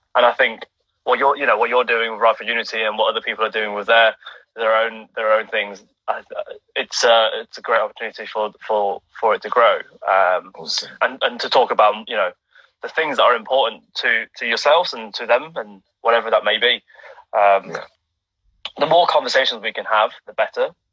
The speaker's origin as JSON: {"language": "English", "country": "United Kingdom", "tie": "born or raised there", "said": "my being Chinese in the UK, mm-hmm. um, being British born to first generation immigrants from from Hong Kong."}